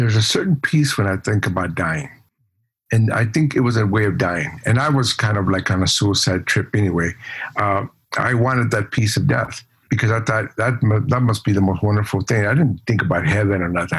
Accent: Los Angeles, California, United States; also born or lived in El Paso, Texas / Ciudad Juarez, Mexico; I grew up in Watts, went to East

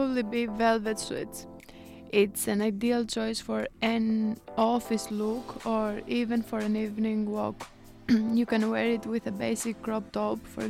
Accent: Greece; now in Sunderland, United Kingdom; I'm from Greece

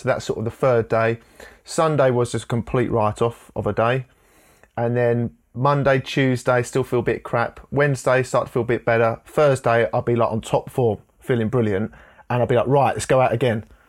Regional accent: Enfield, London, United Kingdom; I was born in Enfield in North London

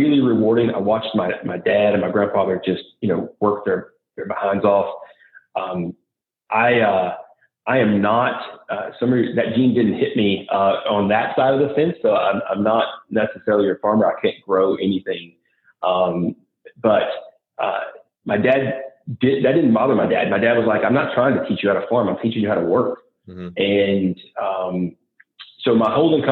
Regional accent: Westmoreland, Tennessee, United States; also born or lived in Nashville, Tennessee; I'm a Middle Tennessee farm kid. And so I grew up on a farm, learned work ethic there. My grandfather and dad owned that. My mom owned a small florist in the small town we grew up in Westmoreland

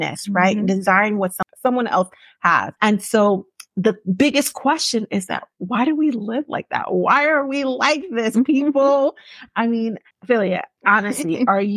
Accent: Yorubaland, Nigeria; as a Nigerian, I'm going to say specifically Yoruba woman because I can't talk about every tribe. Mm-hmm. But as a Yoruba person who grew up in a Yoruba household

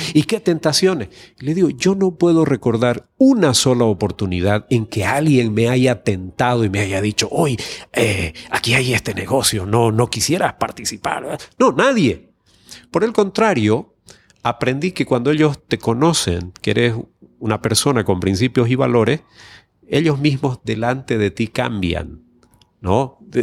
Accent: Santa Cruz de la Sierra, Santa Cruz, Bolivia; la ciudad de donde yo soy, de Santa Cruz de la Sierra

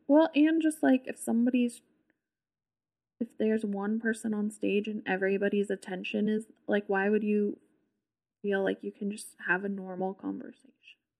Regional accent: Southern California, United States; I'm from California, like, Southern California

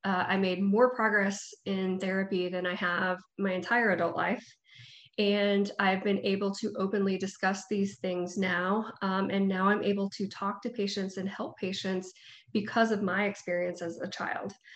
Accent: Panama City, Florida, United States; also born or lived in Gainesville, Florida / Tampa, Florida; now in Tallahassee, United States; i was born and raised in panama city um, so I'm from there, homegrown. Uh, I live in Tallahassee now.

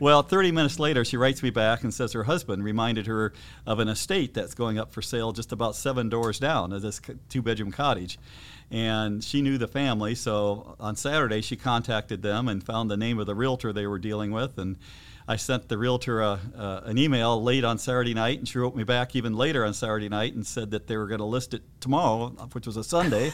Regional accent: Fort Dodge, Iowa, United States; now in Coralville, United States; we had vacationed on Big Spirit Lake as a family growing up in Fort Dodge

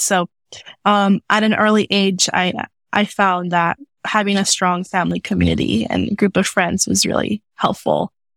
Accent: United States; also born or lived in Mexico; being Mexican American, being born here, but also having lived in Mexico for a few years

